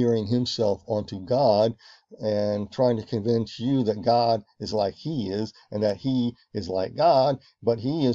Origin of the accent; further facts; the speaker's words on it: Virginia, United States; where I grew up in Virginia, where I spent my summers on my grandparents' farm